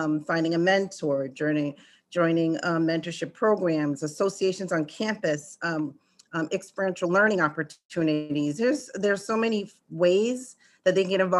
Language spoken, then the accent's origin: English; Rhode Island, United States; growing up in New England and in a small state like Rhode Island, which is outside of Massachusetts